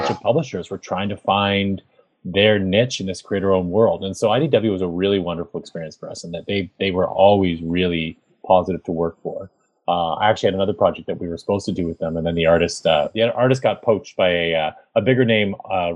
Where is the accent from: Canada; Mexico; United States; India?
Canada; I am a Canadian comic book creator.